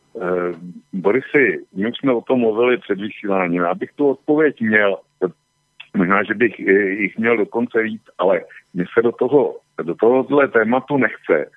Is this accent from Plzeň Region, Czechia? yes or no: yes; Plzeň, Plzeň Region, Czechia; u nás v Plzně